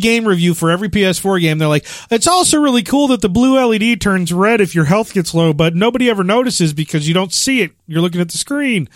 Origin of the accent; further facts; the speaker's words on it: Chicago, Illinois, United States; moved away; I'm from Chicago